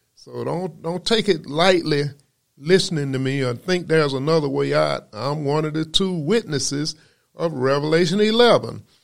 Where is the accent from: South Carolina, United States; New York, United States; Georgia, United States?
Georgia, United States; Macon; I was born in Macon, Georgia, where I began my studies